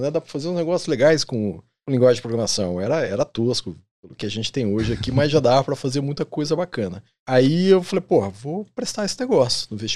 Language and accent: Portuguese; Adamantina, São Paulo, Brazil; Eu sou do interior de São Paulo, a Damantina, bem oeste de São Paulo